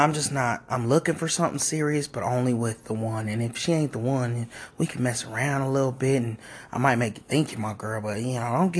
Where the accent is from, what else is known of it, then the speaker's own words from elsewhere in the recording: Maryland, United States; I'm from Maryland.